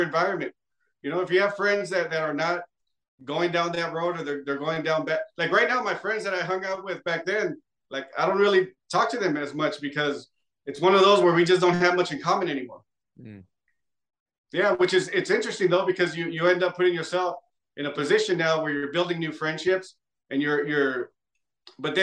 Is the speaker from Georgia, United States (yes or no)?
no; close to Los Angeles, California, United States; I'm from close